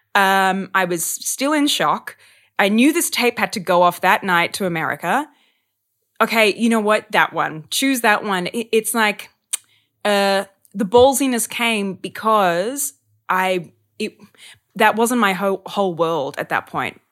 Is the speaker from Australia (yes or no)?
yes; Sydney, New South Wales, Australia; moved away as an adult; also born or lived in Melbourne; I'm from Sydney